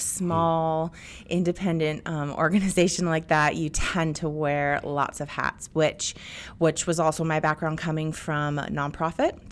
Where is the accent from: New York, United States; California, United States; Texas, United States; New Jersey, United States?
California, United States; Bay Area; I'm a product of the eighties and I grew up in the Bay Area